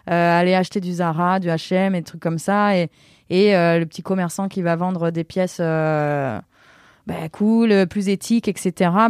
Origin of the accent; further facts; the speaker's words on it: Avignon, Provence-Alpes-Côte d'Azur, France; moved away; Je suis complètement d'Avignon.